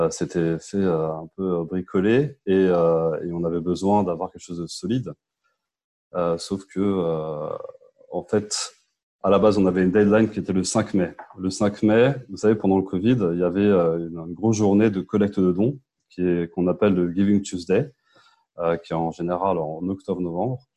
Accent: Paris suburbs, Île-de-France, France; euh, j'ai 34 ans, je suis de banlieue parisienne.

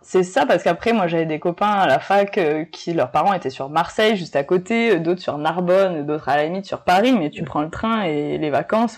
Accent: Nouméa, South Province, New Caledonia; also born or lived in Montpellier, France / North Province, New Caledonia; j'ai grandi à Nouméa

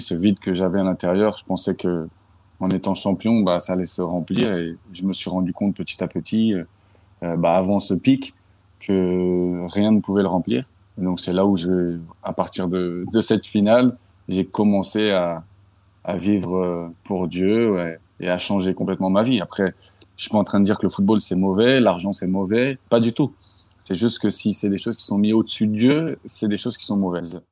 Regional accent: Paris suburbs, Île-de-France, France; now in Philadelphia, United States; j'ai grandi dans un banlieue parisienne, en 78.

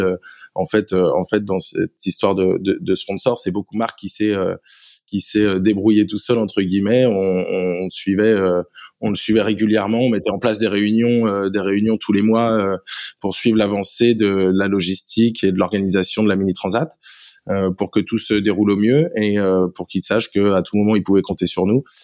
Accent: Paimpol, Brittany, France; je viens de Paimpol, en Bretagne Nord.

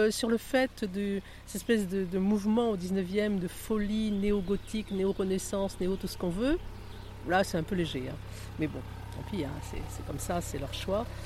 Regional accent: Nouvelle-Aquitaine, France; j'aime bien visiter ce qu'il y a dans la Vienne, puisqu'on est de la Vienne, voir ce qu'il y a quand même près de chez nous.

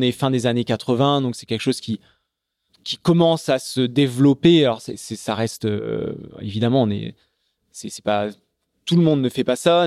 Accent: Charente, Nouvelle-Aquitaine, France; Je, suis né en Charente. donc, je grandis dans la campagne charentaise au milieu des, vignes

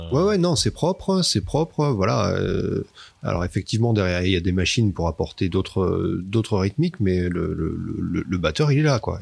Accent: Toulouse, Occitania, France; on est de Toulouse

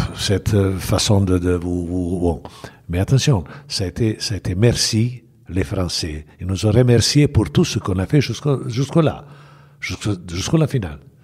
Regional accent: Bosnia & Herzegovina; French is a second language; moved away as an adult; also born or lived in Belgrade / Saint-Étienne; j'ai commencé ma carrière à, à bien sûr à, club village de, de Mossard, où je suis né

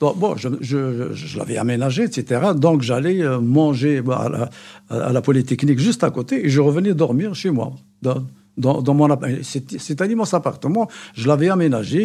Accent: Morocco; moved away; also born or lived in Belgium; je suis Marocain

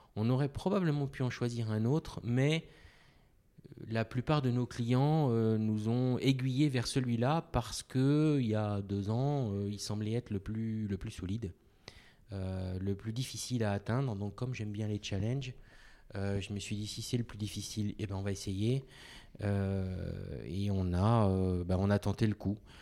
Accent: Côte d’Ivoire; moved away as an adult; Je suis né en Côte d'Ivoire

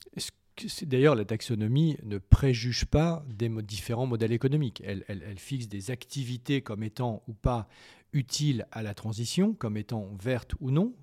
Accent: France; en tant que Français

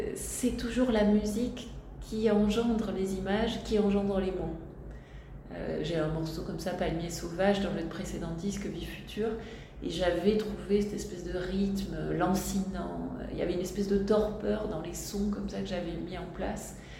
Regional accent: Tarbes, Occitania, France; je suis née à Tarbes et j'ai grandi

